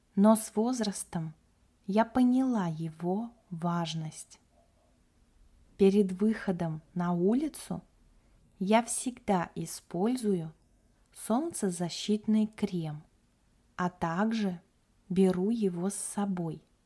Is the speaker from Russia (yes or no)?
yes; Kaliningrad Oblast, Russia; moved away as an adult; also born or lived in Moscow; now in Yalta; Я родилась и выросла в Калининградской области – на берегу Балтийского моря.